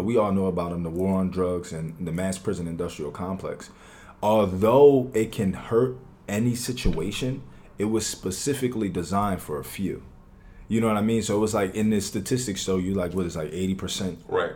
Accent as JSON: {"language": "English", "town": "Philadelphia", "region": "Pennsylvania", "country": "United States", "tie": "born or raised there", "said": "I'm from West Philadelphia. I am I am 23 years old, so I was I was born in West Philadelphia"}